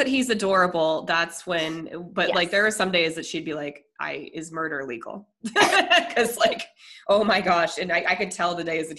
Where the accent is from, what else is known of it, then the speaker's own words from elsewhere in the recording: Colorado, United States; I'm from Colorado, and the last time I went to a haunted anything, we had this thing called Anderson Farms